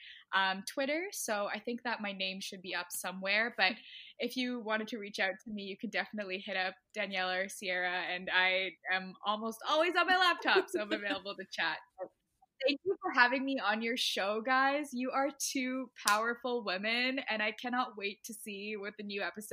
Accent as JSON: {"language": "English", "town": "Toronto", "region": "Ontario", "country": "Canada", "also_born_or_lived": "Ottawa", "said": "I'm from Toronto, so I'd make that sound all the time"}